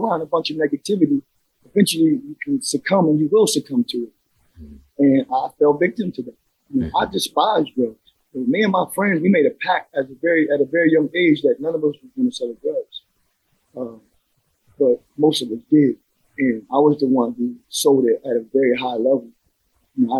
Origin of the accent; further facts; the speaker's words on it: Trenton, New Jersey, United States; I grew up in a neighborhood in Trenton, New Jersey called Wilbur Section